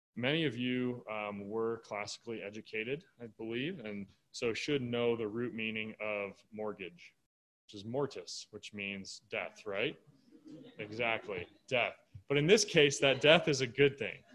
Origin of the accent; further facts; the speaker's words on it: Michigan, United States; moved away; I grew up in Michigan